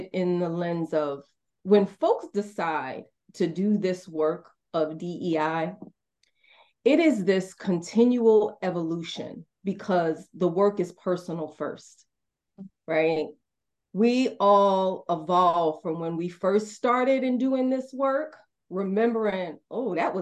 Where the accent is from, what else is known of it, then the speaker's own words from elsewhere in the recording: New York City, New York, United States; now in Marietta, United States; I'm a Black woman born and raised in Brooklyn, New York. I currently reside in Marietta, Georgia